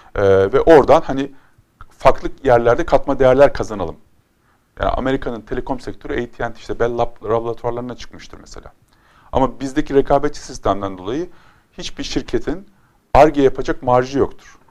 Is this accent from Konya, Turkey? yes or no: yes; Konya, Turkey; Konya benim zaten memleketim